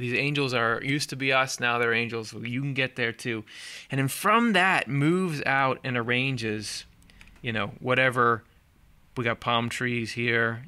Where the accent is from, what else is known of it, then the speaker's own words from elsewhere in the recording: Midwest, United States; I'm from the Midwest, which I am